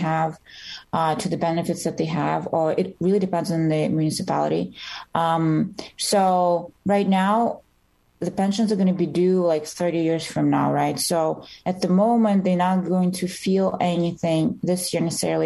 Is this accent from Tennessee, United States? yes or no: no; New York, United States; I am from New York State